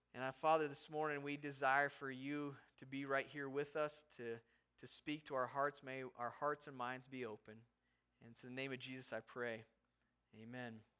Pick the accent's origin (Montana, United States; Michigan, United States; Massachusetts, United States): Montana, United States; Havre; moved away; we barely make it into Haver, my hometown, my, where my parents live